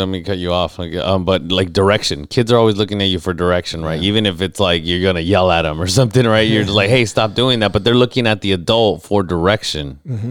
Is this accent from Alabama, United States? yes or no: no; National City, California, United States; growing up in National City and growing up in situations where you kind of have to learn to take care of yourself too